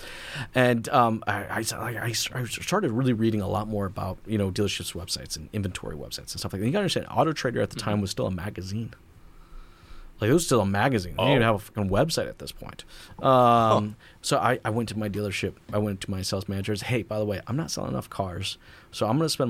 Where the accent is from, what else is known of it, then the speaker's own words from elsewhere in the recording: United States; now in Canada; I'm American, but I'm in Canada